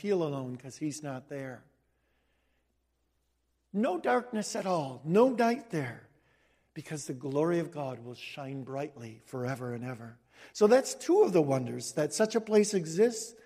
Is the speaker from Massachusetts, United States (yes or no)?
no; Cicero, Illinois, United States; also born or lived in Denver, Colorado; when I grew up in Cicero